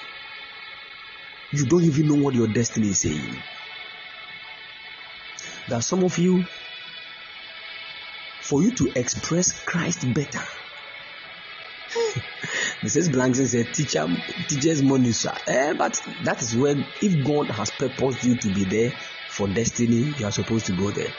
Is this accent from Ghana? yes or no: yes; Ghana; if we're Ghanaian